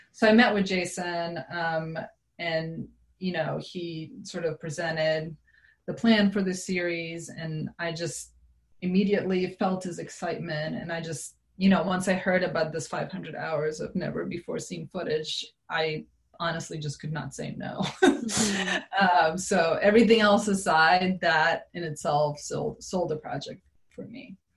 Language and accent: English; Serbia; now in United States; I grew up in Serbia